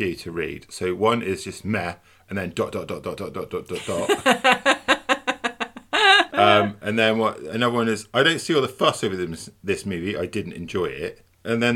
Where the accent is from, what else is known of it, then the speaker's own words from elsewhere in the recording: United Kingdom; I'm a British person